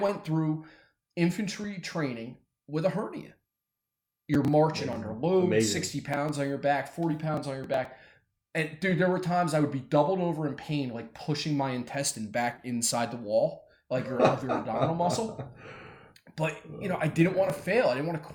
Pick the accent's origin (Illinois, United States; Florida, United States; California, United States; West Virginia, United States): West Virginia, United States; Weirton; where I grew up in Weirton